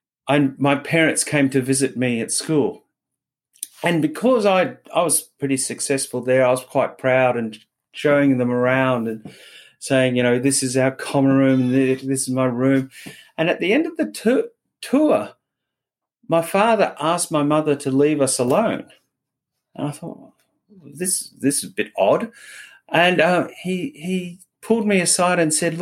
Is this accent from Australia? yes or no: yes; Wagga Wagga, New South Wales, Australia; born or raised there